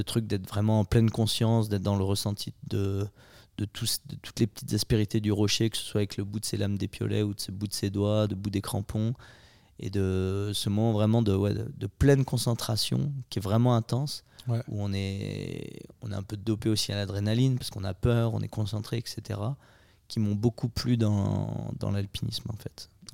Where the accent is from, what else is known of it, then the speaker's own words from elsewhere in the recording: Maurienne, Auvergne-Rhône-Alpes, France; je suis originaire de Maurienne